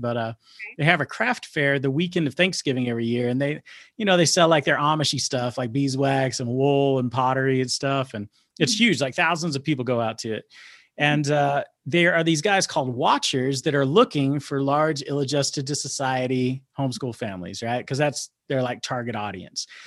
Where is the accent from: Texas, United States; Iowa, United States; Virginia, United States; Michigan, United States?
Texas, United States; Dallas; I grow up, I'm growing up in South Oak Cliff